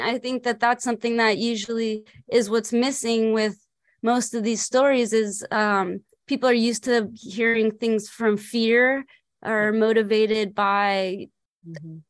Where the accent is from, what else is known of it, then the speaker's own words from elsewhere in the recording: Los Angeles, California, United States; I grew up in Los Angeles